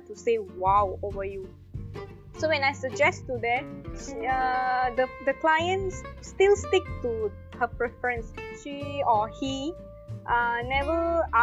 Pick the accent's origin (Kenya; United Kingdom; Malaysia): Malaysia; also born or lived in Kuala Lumpur; I'm back to my hometown, staying with my parents now, like past 2 to 3 months